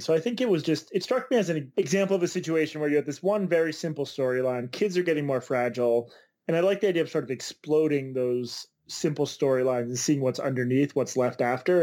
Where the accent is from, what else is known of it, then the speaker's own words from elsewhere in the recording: Boston, Massachusetts, United States; the Boston Globe, which is my hometown paper